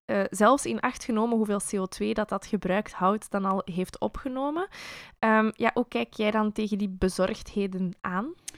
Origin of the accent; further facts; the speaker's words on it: Belgium; als Belg met de baksteen in de maag